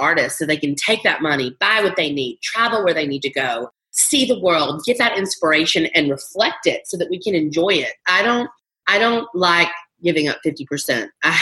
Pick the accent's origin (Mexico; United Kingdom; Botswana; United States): United States; the South; I was brought up in the South to be a trophy wife